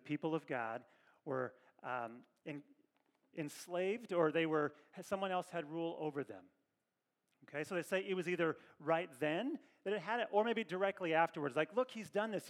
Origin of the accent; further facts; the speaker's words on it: Kentucky, United States; now in Northern California, United States; I'm from Kentucky